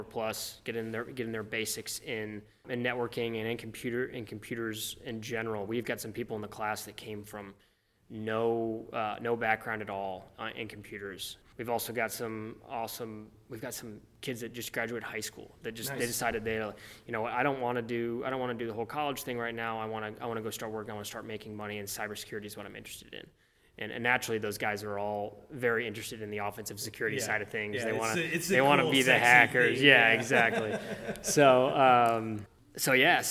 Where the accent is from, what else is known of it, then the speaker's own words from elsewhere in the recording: Indianapolis, Indiana, United States; also born or lived in Chicago; I am born and raised in Indianapolis, very passionate about this city